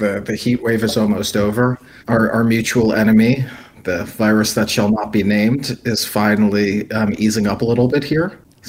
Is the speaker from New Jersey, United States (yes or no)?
yes; New Jersey, United States; moved away; also born or lived in Alaska / New York City; My first job actually was at a local newspaper in Alaska, which is very, very far from where I grew up in New Jersey.